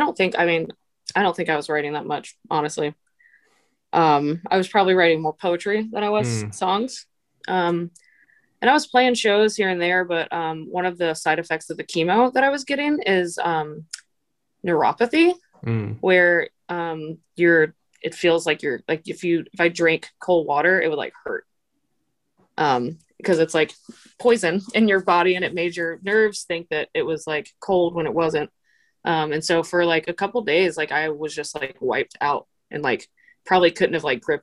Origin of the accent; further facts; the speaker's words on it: Virginia, United States; now in Portland, United States; I'm from Virginia.